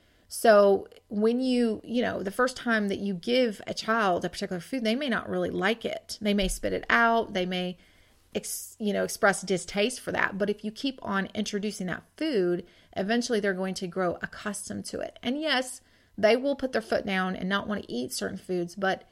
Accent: Washington, United States; now in Georgia, United States; when I first got married and I moved from Washington to Georgia, that was really a source of, I didn't realize, a source of homesickness for me.

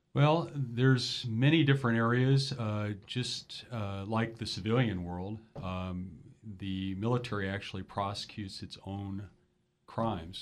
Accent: Los Angeles, California, United States; moved away as an adult; also born or lived in San Francisco / Minnesota; now in San Luis Obispo, United States; I was raised in Los Angeles

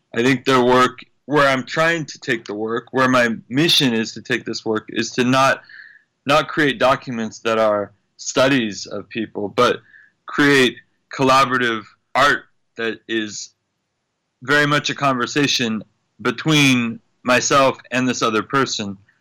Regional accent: United States; I'm American

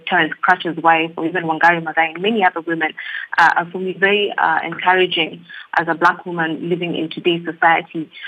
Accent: Kenya; I'm Kenyan as well.

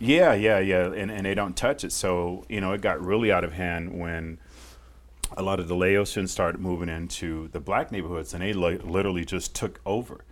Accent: Fresno, California, United States; moved away; I grew up in Fresno, uh, California

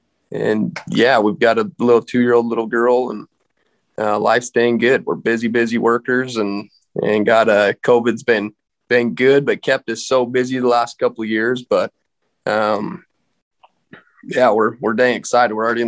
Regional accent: Rigby, Idaho, United States; also born or lived in Ririe, Idaho; we're born and raised here, Southeast Idaho, right pretty close to the Western Wyoming border. And I grew up in Rigby.

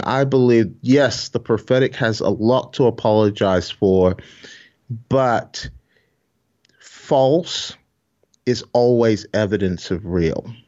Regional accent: Glasgow, Scotland, United Kingdom; accent: Scottish; also born or lived in Nigeria; I grew up in Glasgow

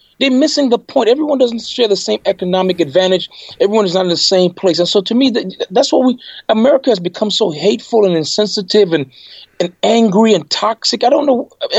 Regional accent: U.S. Virgin Islands; now in United States; I grew up in the Caribbean, in St. Mm-hmm. Thomas in particular

